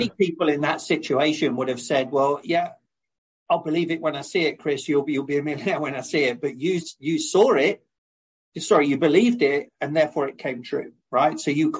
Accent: England, United Kingdom; when I was growing up in England

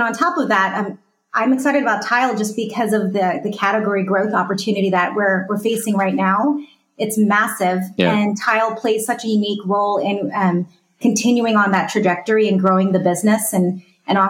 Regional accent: California, United States; I'm from California

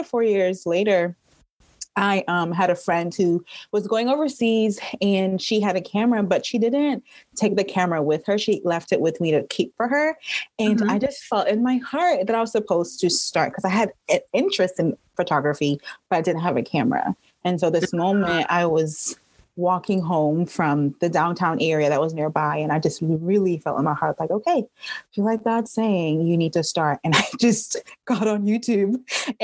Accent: Trinidad & Tobago; now in Atlanta, United States; I am originally from Trinidad and Tobago. So I've been living in Atlanta for almost 20 years

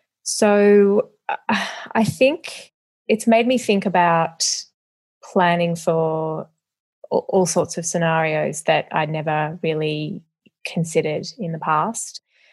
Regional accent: Melbourne, Victoria, Australia; also born or lived in Perth / Brisbane; I was born in Perth and moved with my parents and brother to Brisbane and then later to Melbourne.

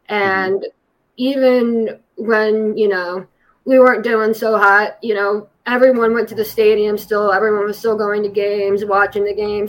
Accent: Ohio, United States; Yeah, that's correct. I'm just 20 minutes west of Cleveland.

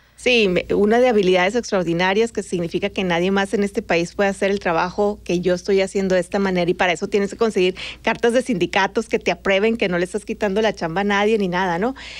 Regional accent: Magdalena de Kino, Sonora, Mexico; moved away as an adult; also born or lived in Los Angeles, United States; now in Phoenix, United States; como soy de Magdalena, hasta una hora de Nogales y Nogales es frontera, mi vida siempre fue muy fronteriza

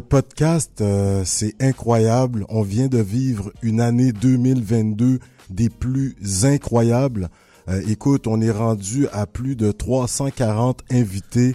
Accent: Quebec, Canada; je suis né au Québec, mais mon père m'a appris euh, la langue dès un tout jeune âge

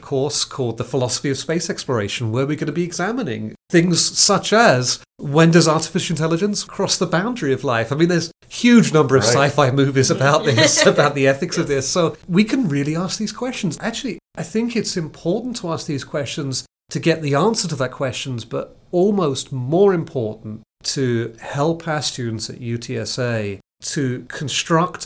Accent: Billericay, East of England, United Kingdom; now in San Antonio, United States; I was born in Billericay, which is a faintly sounding town on the east side of London

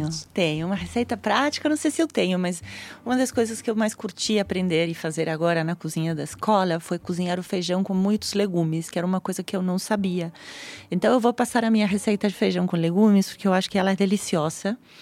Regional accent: Argentina; Portuguese is a second language; now in Brazil; eu sou argentina

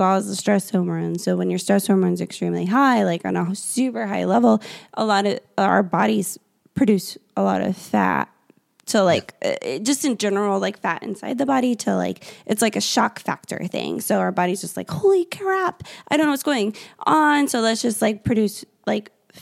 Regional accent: Indiana, United States; now in North Carolina, United States; I'm from Indiana

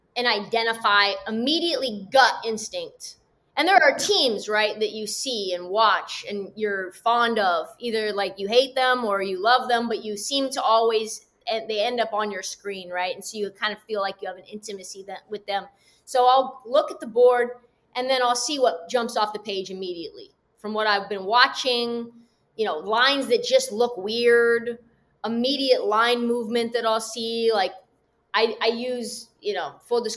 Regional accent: West Coast, United States; I'm from the West Coast

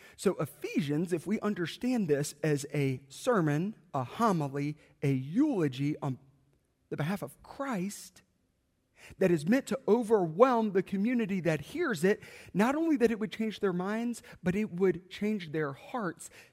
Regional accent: South Carolina, United States; I grew up in South Carolina

